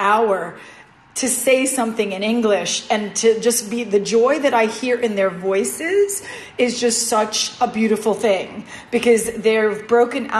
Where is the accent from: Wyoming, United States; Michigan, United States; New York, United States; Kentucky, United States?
New York, United States; New York City; I'm from New York City